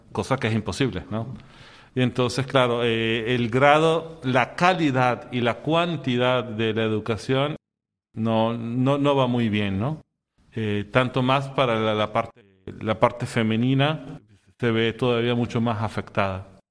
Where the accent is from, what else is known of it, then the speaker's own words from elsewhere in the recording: Venezuela; moved away as an adult; also born or lived in Syria / Egypt; yo soy de Venezuela y desde muy pequeño fui sea al oratorio que a la escuela salesiana